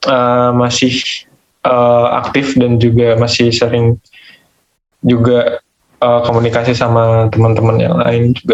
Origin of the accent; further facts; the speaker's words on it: Magetan, East Java, Indonesia; Uh, asalnya dari Magetan, Jawa Timur Kak.